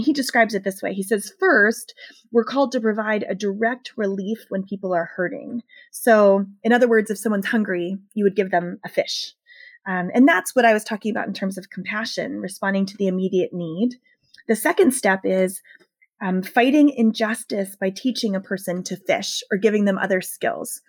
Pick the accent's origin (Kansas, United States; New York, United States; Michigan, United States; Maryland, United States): Maryland, United States; rural Southern; I grew up in rural Southern Maryland, which is very, very very racially divided